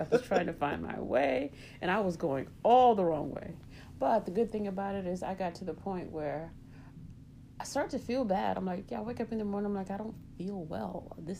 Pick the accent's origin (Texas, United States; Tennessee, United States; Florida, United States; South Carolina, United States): South Carolina, United States; moved away as an adult; now in Chicago, United States; Well, I moved from South Carolina to Chicago. And first of all, my grandmother knew that I was young.